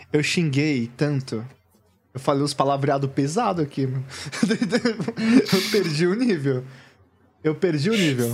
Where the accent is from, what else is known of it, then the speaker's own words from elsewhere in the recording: São Paulo, Brazil; eu sou daqui da Zona Sul